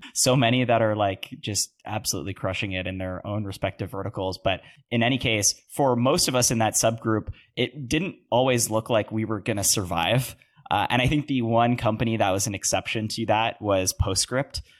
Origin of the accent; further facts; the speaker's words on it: Canada; as a Canadian